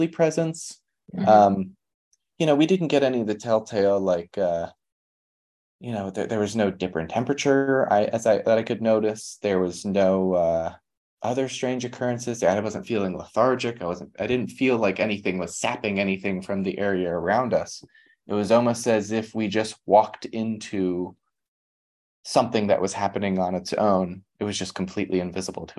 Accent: near Moonville, Ohio, United States; Moonville, near my hometown. Or where my family's from

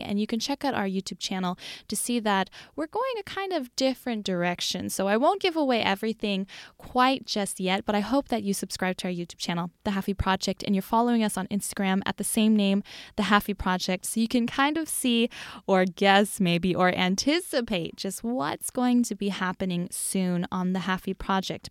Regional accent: United States; moved away; born and mostly raised in the U S

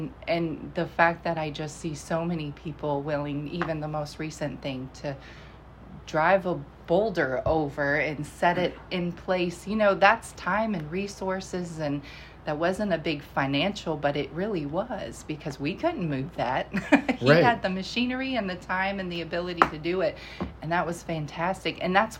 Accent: Virginia, United States; also born or lived in Iowa; Yes, definitely conservative, faith first. So it was kind of amazing when we moved from Iowa to Virginia.

